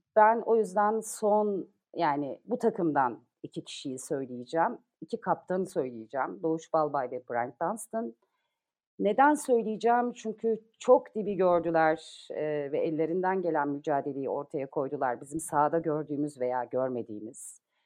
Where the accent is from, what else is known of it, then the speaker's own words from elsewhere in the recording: Karabük, Karabük Province, Turkey; moved away; Biz doğma büyüme Karabüklüyüz